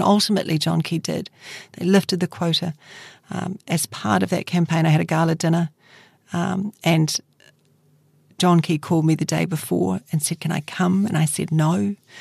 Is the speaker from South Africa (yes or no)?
no; Christchurch, Canterbury, New Zealand; Christchurch is my hometown